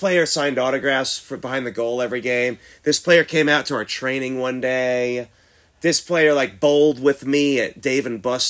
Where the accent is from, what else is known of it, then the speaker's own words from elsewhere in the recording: Houston, Texas, United States; now in San Antonio, United States; I'm not from here. I'm from Houston